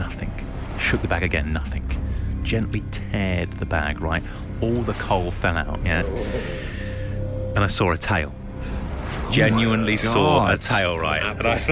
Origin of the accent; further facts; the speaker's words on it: London, United Kingdom; also born or lived in Somerset; I'm from London